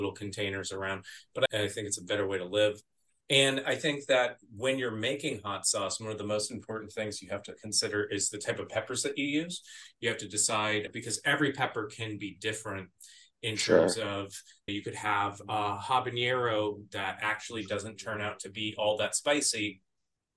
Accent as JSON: {"language": "English", "region": "Arizona", "country": "United States", "tie": "born or raised there", "said": "growing up in Arizona"}